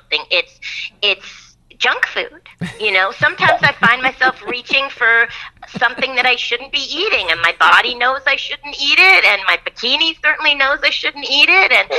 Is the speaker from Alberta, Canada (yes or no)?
no; Toronto, Ontario, Canada; moved away as an adult; also born or lived in Puerto Rico; now in Los Angeles, United States; as a Canadian, when I moved here and I started going to the doctor in the States